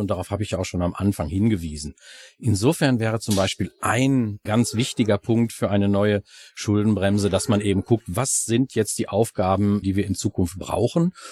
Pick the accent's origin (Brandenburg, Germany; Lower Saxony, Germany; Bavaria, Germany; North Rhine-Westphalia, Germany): North Rhine-Westphalia, Germany; Ruhr area; bei uns im Ruhrgebiet